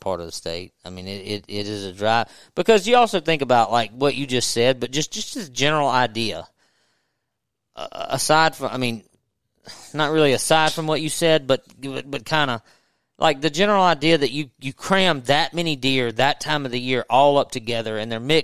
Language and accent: English; Natchez, Mississippi, United States; I grew up in Natchez on the river